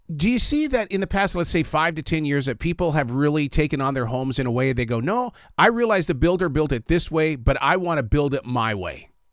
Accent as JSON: {"language": "English", "region": "Montana", "country": "United States", "tie": "born or raised there", "said": "I am from Montana, and I grew up with a father who his total belief in life was recycling"}